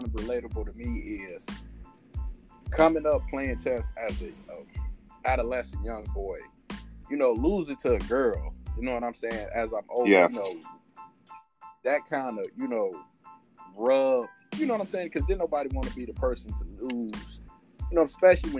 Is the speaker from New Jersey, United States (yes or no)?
no; Detroit, Michigan, United States; we're from Detroit